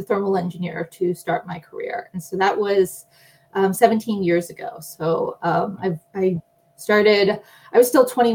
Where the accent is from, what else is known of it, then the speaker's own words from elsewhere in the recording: Pittsburgh, Pennsylvania, United States; now in California, United States; I grew up in Pittsburgh, Pennsylvania. So I'm an East Coast transplant out here to California.